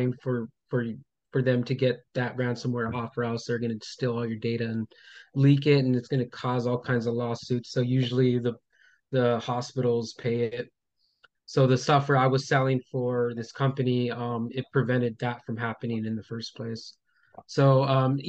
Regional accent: Los Angeles, California, United States; also born or lived in Montebello, California; I grew up in Highland Park

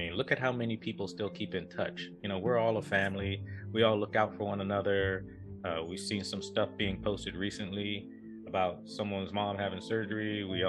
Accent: Norfolk, Virginia, United States; growing up in Norfolk, growing up in not a great neighborhood

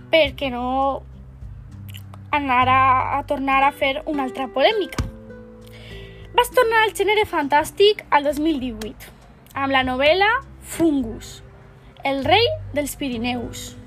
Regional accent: Barcelona, Catalonia, Spain; born there; Vaig néixer a Barcelona el 11 de juliol de 1965 vaig estudiar antropologia a la Universitat de Barcelona.

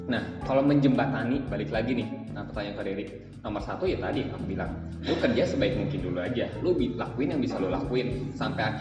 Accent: Bandung, West Java, Indonesia; also born or lived in Jakarta; ketika aku dari Bandung ke Jakarta balik lagi ke Bandung orang Jakarta kayak gini bos-bos gue di Jakarta kayak gini

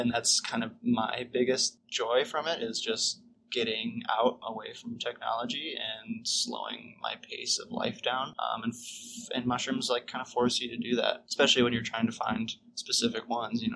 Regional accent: Minnesota, United States; now in Santa Fe, United States; I am from Minnesota, but now live in Santa Fe.

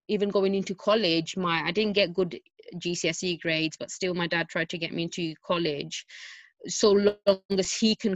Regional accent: London, United Kingdom; It was East London, so I was raised in East London.

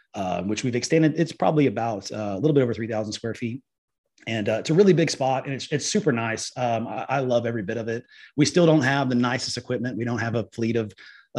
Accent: Liberty Hill, Texas, United States; I am from the Liberty Hill area

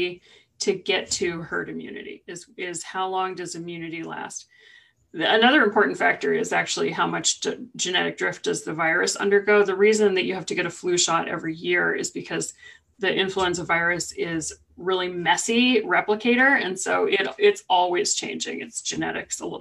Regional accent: California, United States; moved away; I'm from California

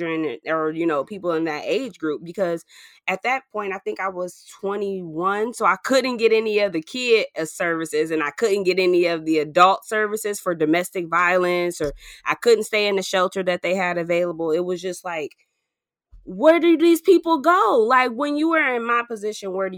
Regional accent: Ypsilanti, Michigan, United States; I grew up in Ypsilanti.

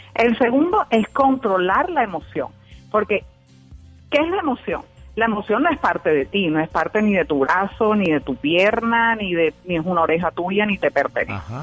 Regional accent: Barranquilla, Atlántico, Colombia; Soy de Barranquilla, Colombia.

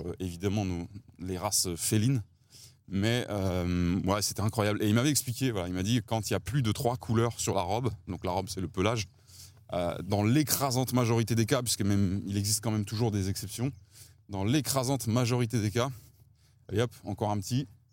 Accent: Paris, Île-de-France, France; j'ai grandi à Ballard, dans le, dans le 15e arrondissement

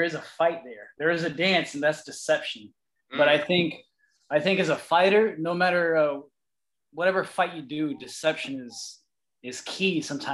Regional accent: Miami, Florida, United States; I'm from Miami, Florida

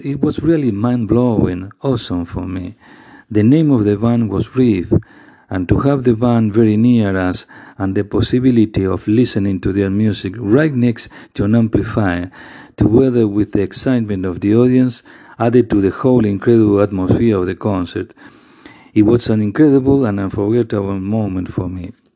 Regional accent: Concordia, Entre Ríos, Argentina; my hometown, Concordia

